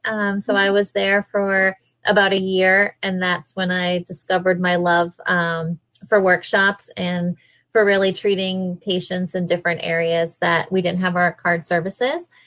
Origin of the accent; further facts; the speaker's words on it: New York, United States; I was from New York or been in New York for so long